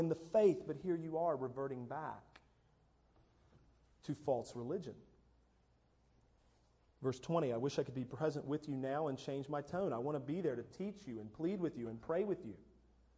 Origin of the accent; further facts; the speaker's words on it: United States; American evangelicals, American Protestant